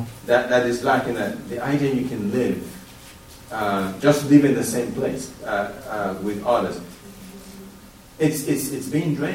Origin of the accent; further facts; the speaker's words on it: Sierra Leone; moved away; I come from Sierra Leone. It's a predominantly Muslim country.